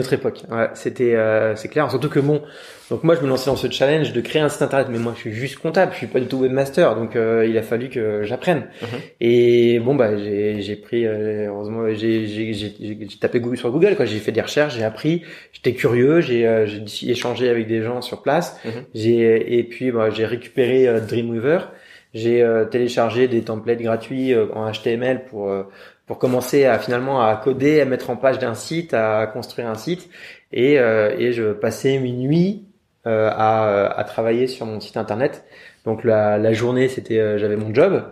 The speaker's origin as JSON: {"language": "French", "area": "Yvelines, Paris suburbs", "region": "Île-de-France", "country": "France", "tie": "born or raised there", "also_born_or_lived": "London", "said": "j'ai vécu de manière très classique, euh, en banlieue parisienne, euh, voilà, à l'ouest de Paris, dans les Yvelines"}